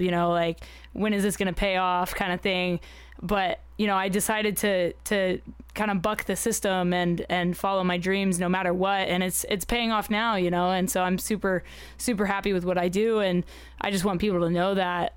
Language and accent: English; United Arab Emirates; I grew up in the United Arab Emirates